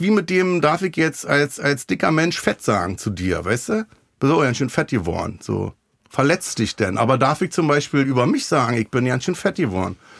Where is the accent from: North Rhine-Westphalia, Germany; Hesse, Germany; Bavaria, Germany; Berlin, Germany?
Berlin, Germany; Ich komme halt aus dem Wedding